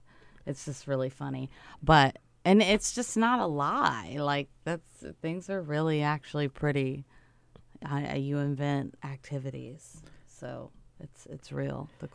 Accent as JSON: {"language": "English", "region": "the South", "country": "United States", "said": "You know, I'm from the South, so around there it's just like you drive with your knees"}